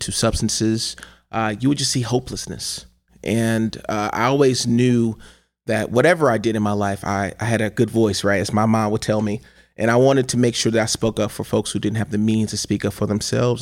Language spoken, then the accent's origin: English; Cleveland, Ohio, United States; as a young person growing up in Cleveland, Ohio